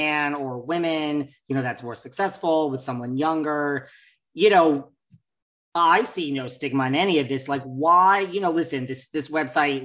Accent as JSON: {"language": "English", "region": "New York", "country": "United States", "said": "I'm from New York. In New York, we like to just cut to the chase on everything."}